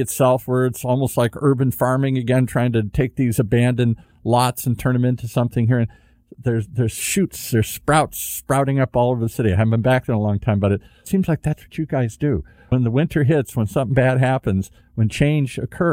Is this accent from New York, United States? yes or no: no; Detroit, Michigan, United States; moved away; I grew up in the Midwest, as I said. When I was a kid, I lived in Detroit